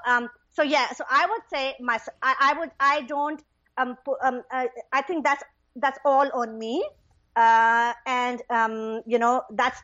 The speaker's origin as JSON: {"language": "English", "country": "Pakistan", "tie": "born or raised there", "moved": "yes", "said": "I'm originally from Pakistan, right? So when I was little, I had a pretty happy childhood"}